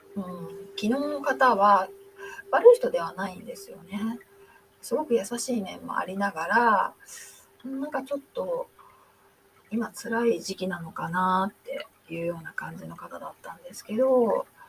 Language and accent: Japanese; Japan; first language Japanese; moved away; 日本人なんですけどね